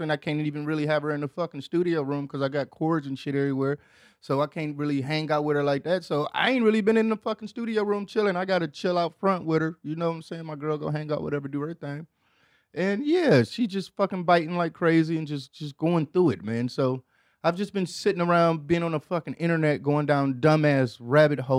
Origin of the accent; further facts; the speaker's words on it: Midwest, United States; Cause I mean, growing up in the Midwest, it ain't really too much to do.